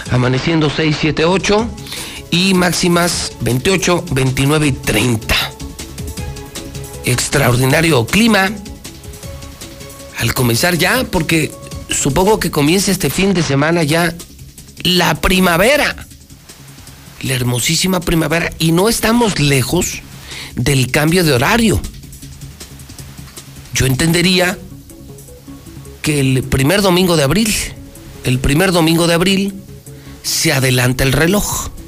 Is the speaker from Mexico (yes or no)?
yes; Mexico; somos muchos mexicanos los que llevamos ese extraordinario nombre.